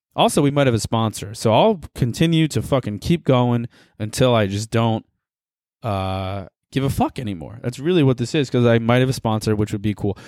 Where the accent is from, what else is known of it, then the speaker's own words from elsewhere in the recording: the South, Southern United States, United States; accent: southern; I'm back in my southern accent